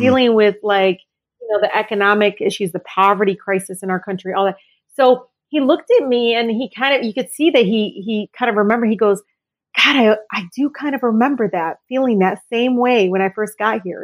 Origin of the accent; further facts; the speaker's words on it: Detroit, Michigan, United States; I grew up, I was born and raised in Detroit